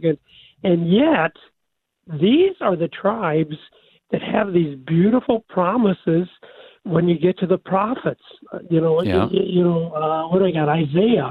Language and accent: English; Kansas City, United States; My Kansas City Chiefs. That's my hometown